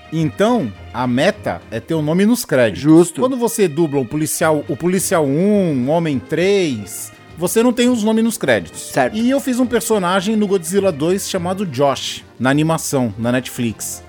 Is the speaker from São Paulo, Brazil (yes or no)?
yes; Baixada Santista, São Paulo, Brazil; eu sou da Baixada Santista